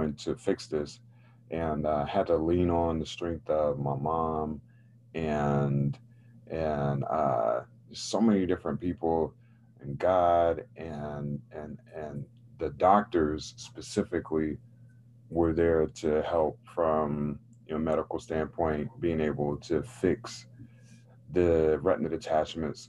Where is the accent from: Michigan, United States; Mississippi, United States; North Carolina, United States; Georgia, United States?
North Carolina, United States; Raleigh; I grew up in North Carolina, in Raleigh, North Carolina, which is the capital city of the state